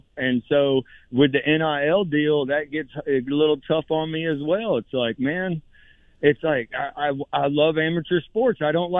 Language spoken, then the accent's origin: English; Gainesville, Florida, United States; born and raised in Gainesville like I am.